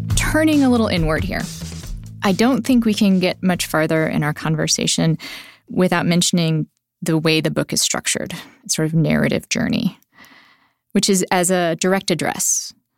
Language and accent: English; Nebraska, United States; I grew up in Nebraska